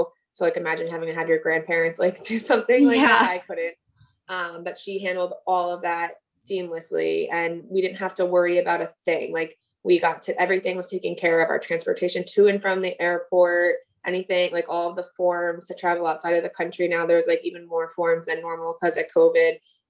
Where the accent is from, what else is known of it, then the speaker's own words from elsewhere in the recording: East Coast, United States; She's from the West Coast, and I'm from the East Coast.